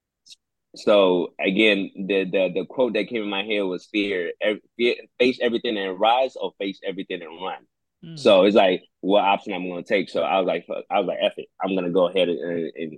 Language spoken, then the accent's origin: English; Nigeria; now in Houston, United States; coming from Nigeria, being born there, you coming to the States